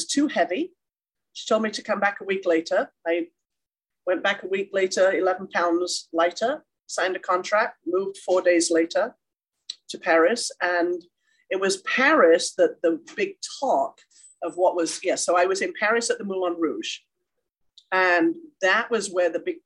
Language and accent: English; England, United Kingdom; moved away as an adult; now in Carson City, United States; I grew up in a small town in England, went to a dance studio.